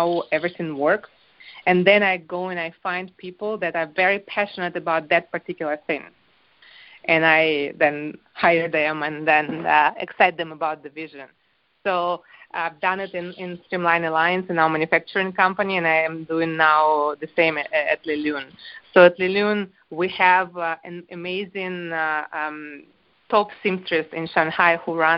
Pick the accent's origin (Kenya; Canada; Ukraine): Ukraine; moved away as an adult; also born or lived in France; I'm actually not French. I am Ukrainian. I was born in Ukraine, and I married into France